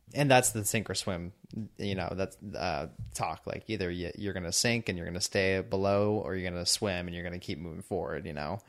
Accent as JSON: {"language": "English", "town": "San Diego", "region": "California", "country": "United States", "said": "I'm from San Diego"}